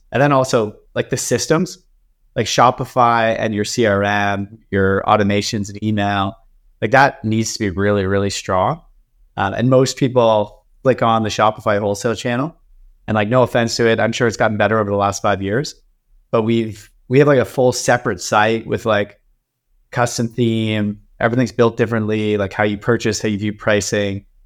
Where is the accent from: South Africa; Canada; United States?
Canada; No, we're Canadian, so we're not we're not allowed.